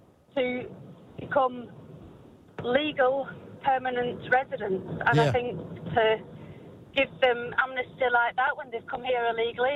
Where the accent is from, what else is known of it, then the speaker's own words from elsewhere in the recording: England, United Kingdom; now in Landsborough, Australia; I'm actually from England. You can probably tell from my accent. I came over here 10 years ago with my family, and it took us 5 years and over $90,000 to become legal permanent residents.